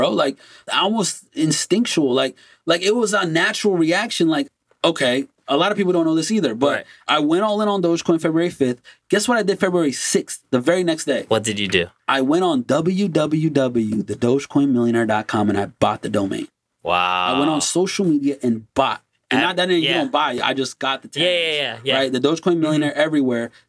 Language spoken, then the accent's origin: English; Brazil; now in United States; I was born and raised in Brazil.